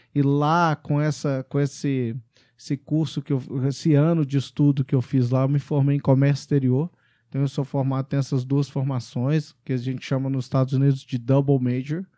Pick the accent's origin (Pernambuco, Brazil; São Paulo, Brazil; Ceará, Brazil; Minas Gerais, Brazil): Minas Gerais, Brazil; Belo Horizonte; moved away as an adult; also born or lived in Macon, Georgia, United States / England; Eu, eu também sou de Belo Horizonte, estudamos no Pitágoras, em, no Pitágoras Pampulha